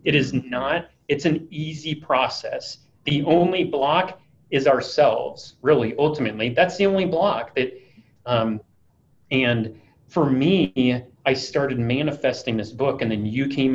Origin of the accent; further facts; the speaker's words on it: Iowa, United States; now in Dallas, United States; I'm originally from Iowa.